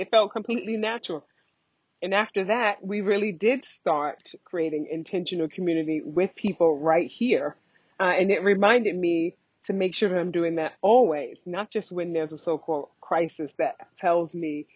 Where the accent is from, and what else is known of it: United States; moved away as an adult; also born or lived in New Jersey; now in Bali, Indonesia